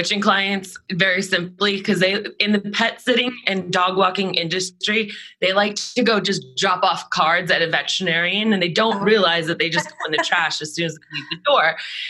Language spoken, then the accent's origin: English; Boston, Massachusetts, United States; moved away; I grew up in Boston, so I'm excited to go back there.